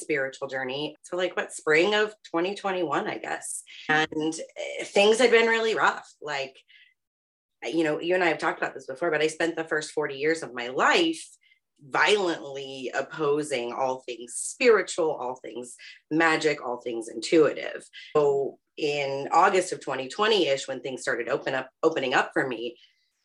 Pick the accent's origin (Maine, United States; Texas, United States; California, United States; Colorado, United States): Colorado, United States; Aurora; now in Pittsburgh, United States; I am originally from Aurora, Colorado, born and raised out there, and I currently live in Pittsburgh, Pennsylvania